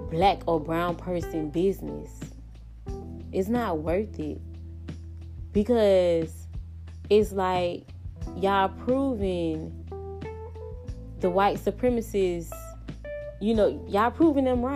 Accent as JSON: {"language": "English", "country": "United States", "tie": "born or raised there", "said": "I hate that I was brought up in America."}